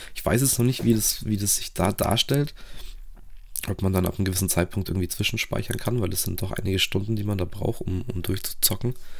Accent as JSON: {"language": "German", "country": "Romania", "tie": "born or raised there", "moved": "yes", "said": "als gebürtiger Rumäne"}